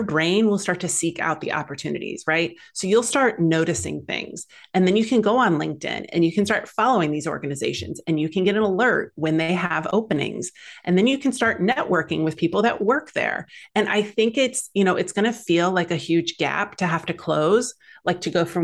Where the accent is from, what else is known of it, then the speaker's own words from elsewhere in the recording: Midwest, United States; moved away as an adult; now in California, United States; I grew up in the Midwest